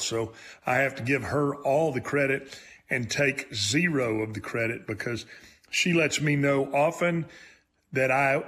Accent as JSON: {"language": "English", "region": "Texas", "country": "United States", "said": "I'm from Texas, where you pronounce the S"}